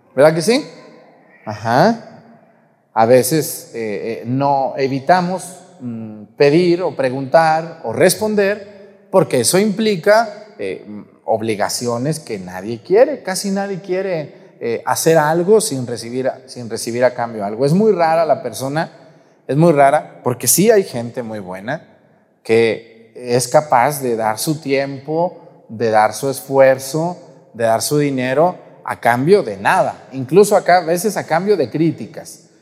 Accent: Guadalajara, Jalisco, Mexico; moved away; yo hablo así porque pues allí crecí, pues de que no le eche flores a mi tierra

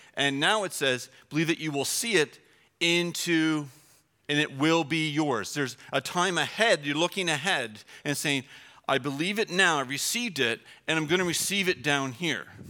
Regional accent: Canada; we're Canadian

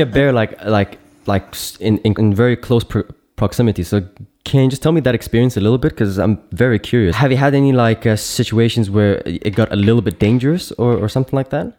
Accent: Cyprus; moved away as an adult; now in Berlin, Germany; I'm based in Berlin now, so I'm like really deep in the city. But uh, back home where mm-hmm. where uh, I was born and raised in Cyprus

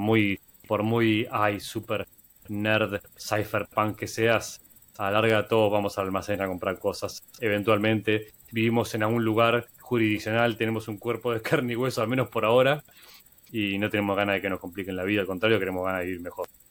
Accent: Argentina; En Argentina somos como el conejito, somos como el canario de la mina

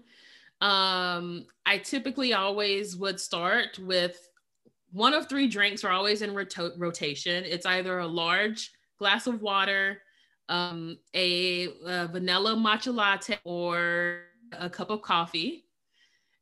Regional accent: Alabama, United States; now in Florida, United States; I'm originally from Alabama. I live in Florida now.

